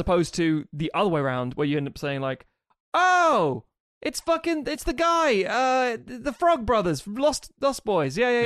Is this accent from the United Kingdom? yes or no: yes; United Kingdom; being British